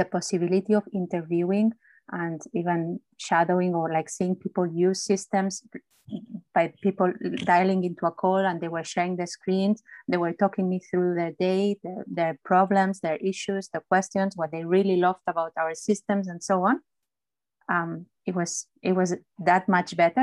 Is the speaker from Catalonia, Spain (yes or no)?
yes; Barcelona, Catalonia, Spain; English is a second language; moved away as an adult; also born or lived in London, United Kingdom; now in United Kingdom; I was born in Barcelona.